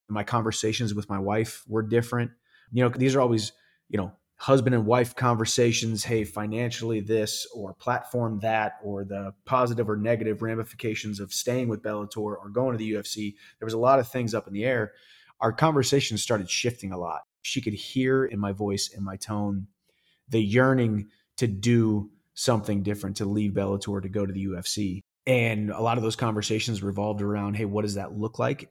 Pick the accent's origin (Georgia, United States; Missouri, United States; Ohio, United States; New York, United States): Missouri, United States; my home state, University of Missouri